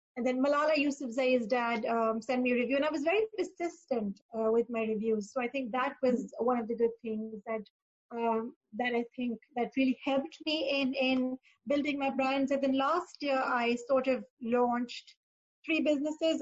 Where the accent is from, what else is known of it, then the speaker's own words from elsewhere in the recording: Pakistan; moved away as an adult; also born or lived in Dubai; I am originally from Pakistan, um, and that's where I started my career